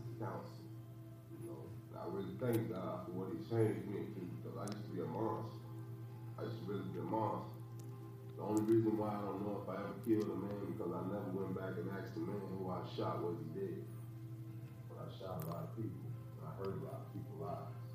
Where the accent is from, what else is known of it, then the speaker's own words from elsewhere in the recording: Los Angeles, California, United States; I was born and raised in Los Angeles, California. I grew up in the street gangs there.